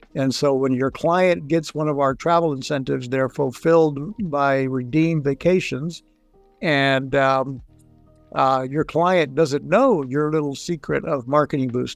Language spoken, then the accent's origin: English; Puerto Rico; moved away; also born or lived in Texas / Florida; I grew up in Puerto Rico. I'm Mexican uh, back Mexican American, born in Texas. Grew up in Puerto Rico